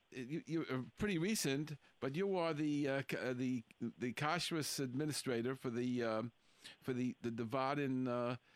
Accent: Cleveland, Ohio, United States; also born or lived in New York / Israel; now in Denver, United States; originally, I'm from Cleveland, Ohio.

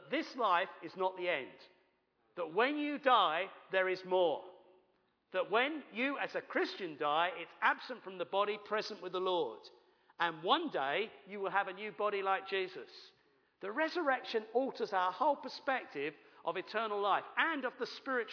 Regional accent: United Kingdom; we're British

